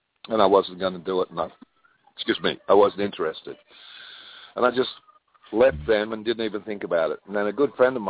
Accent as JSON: {"language": "English", "country": "Australia", "moved": "yes", "lives_now": "California, United States", "said": "I'm an Australian"}